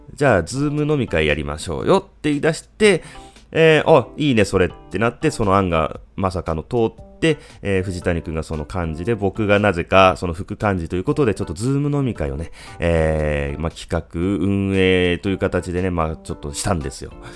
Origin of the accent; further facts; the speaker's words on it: Japan; 僕の地元のこの響きというところに